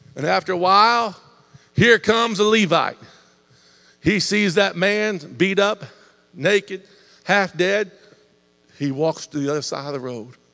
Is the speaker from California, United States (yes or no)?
no; Ohio, United States; now in Indiana, United States; I was raised in Ohio.